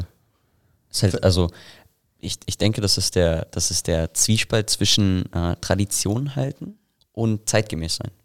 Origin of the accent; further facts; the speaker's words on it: Selb, Bavaria, Germany; ich komme aus Selb